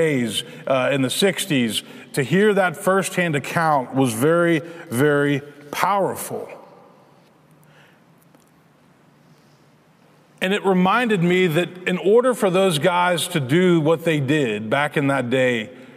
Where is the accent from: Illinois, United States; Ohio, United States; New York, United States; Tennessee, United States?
Tennessee, United States; Memphis; Memphis, which is my hometown